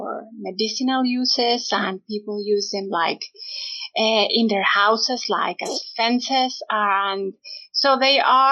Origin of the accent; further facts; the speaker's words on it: Mexico City, Mexico; I am Mexican. I was born and raised in Mexico City